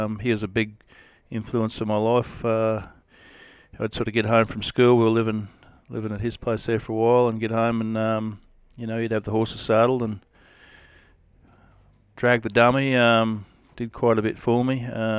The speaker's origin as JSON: {"language": "English", "town": "Alice Springs", "region": "Northern Territory", "country": "Australia", "tie": "born there", "said": "I was born in Alice Springs, 1974. I was 45 the other day."}